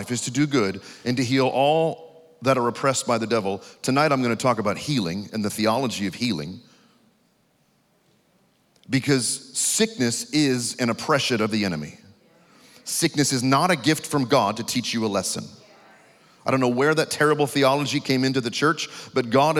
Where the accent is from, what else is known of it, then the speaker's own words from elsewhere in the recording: New York, United States; now in Texas, United States; I pastor in Texas, but I'm actually from New York